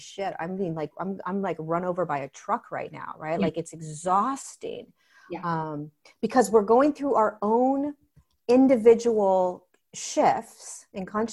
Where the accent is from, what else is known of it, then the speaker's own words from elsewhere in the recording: Southern California, United States; I grew up in Southern California